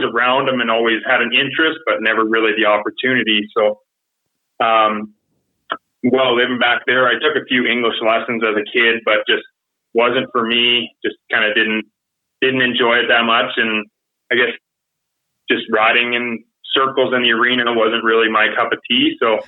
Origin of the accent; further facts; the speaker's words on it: Quebec, Canada; moved away; I grew up in Quebec